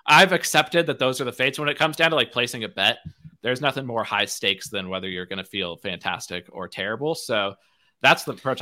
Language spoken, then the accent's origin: English; United States; I'm American